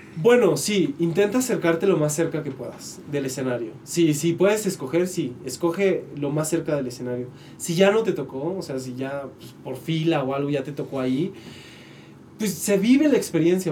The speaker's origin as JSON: {"language": "Spanish", "town": "Tepic", "region": "Nayarit", "country": "Mexico", "also_born_or_lived": "Mexico City", "moved": "yes", "said": "yo soy de Tepic"}